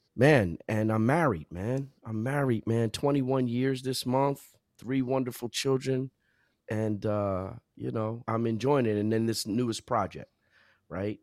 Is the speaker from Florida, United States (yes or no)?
no; New Jersey, United States; also born or lived in South Orange, New Jersey / Princeton Junction, New Jersey; I'm from Jersey, born and raised